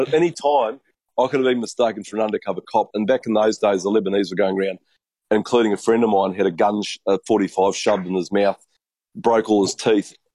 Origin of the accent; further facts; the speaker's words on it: New Zealand; me being a Kiwi